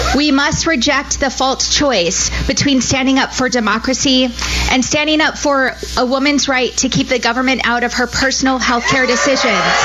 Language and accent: English; Arizona, United States; I was born and raised in Arizona